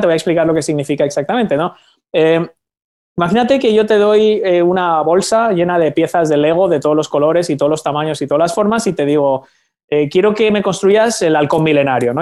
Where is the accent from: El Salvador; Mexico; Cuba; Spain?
Spain; yo soy de España